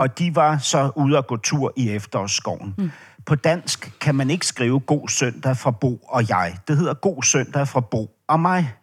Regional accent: Denmark

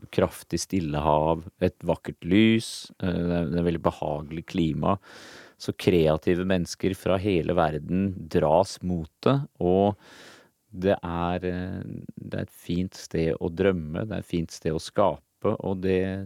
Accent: Norway; moved away; also born or lived in United States; foreldrene mine, da, som var hippier her hjemme i Norge

